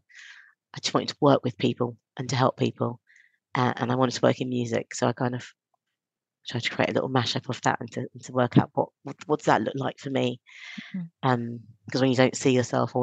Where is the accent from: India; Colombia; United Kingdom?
United Kingdom; London; also born or lived in Stonebridge; Halston's, where I grew up